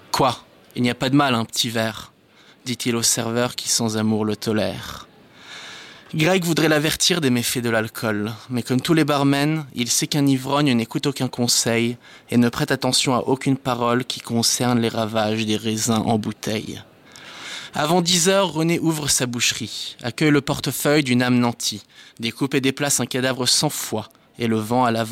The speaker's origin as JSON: {"language": "French", "country": "France", "tie": "born or raised there", "also_born_or_lived": "Israel", "said": "suis français d'origine israélienne. J'ai grandi en Israël et en France. Et euh, j'ai pas mal bougé dans ma vie, donc euh, je ne sais pas exactement d'où je viens"}